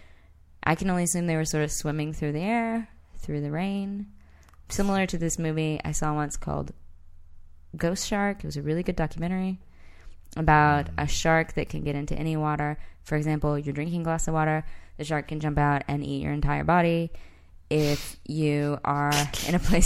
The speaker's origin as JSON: {"language": "English", "town": "Marshall", "region": "Texas", "country": "United States", "tie": "born or raised there", "said": "the hometown we grew up in Marshall"}